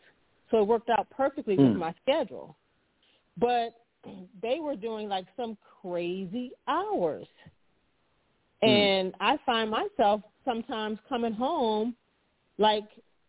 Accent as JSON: {"language": "English", "town": "Baltimore", "region": "Maryland", "country": "United States", "said": "I'm from Baltimore"}